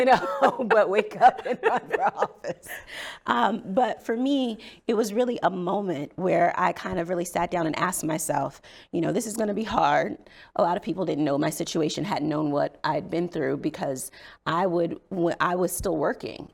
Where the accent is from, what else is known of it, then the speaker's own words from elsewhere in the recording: South Bend, Indiana, United States; moved away as an adult; also born or lived in Virginia; now in Maryland, United States; I grew up in South Bend, Indiana, in a family that was very politically active.